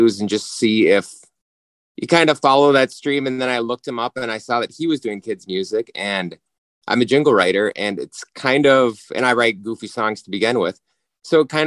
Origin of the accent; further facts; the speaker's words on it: Minnesota, United States; we're from Minnesota